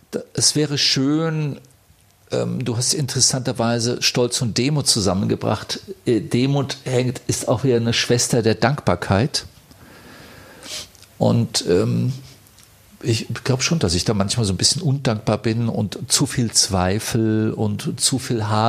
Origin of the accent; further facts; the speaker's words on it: Bavaria, Germany; Wir sind ja beide, äh, er ist ein Tiroler, ich bin ein Bayer